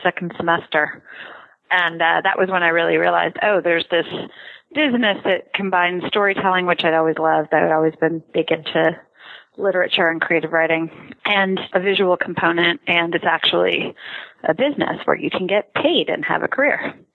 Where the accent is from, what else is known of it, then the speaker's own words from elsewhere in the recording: Canada; I grew up in Canada